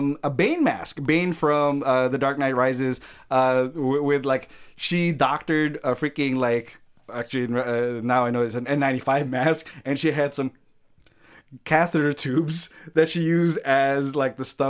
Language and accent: English; Philippines; moved away; growing up in the Philippines